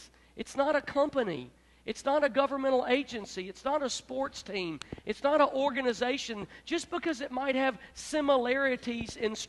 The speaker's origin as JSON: {"language": "English", "town": "Memphis", "region": "Tennessee", "country": "United States", "also_born_or_lived": "Florida / Gulfport", "moved": "yes", "said": "I'm from Memphis"}